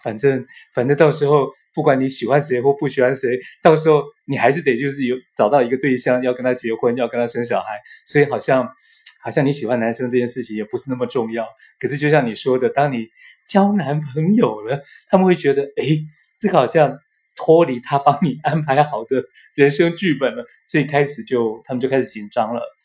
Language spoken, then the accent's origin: Chinese; Taiwan; 我从台湾来嘛